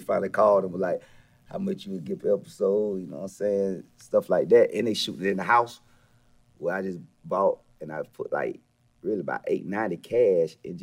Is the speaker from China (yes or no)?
no; Millen, Georgia, United States; also born or lived in Marietta, Georgia; growing up in a small town, Millen, Georgia